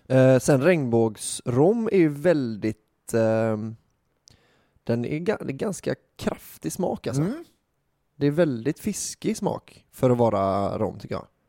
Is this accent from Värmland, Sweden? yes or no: no; Gothenburg, Västra Götaland, Sweden; jag var från Göteborg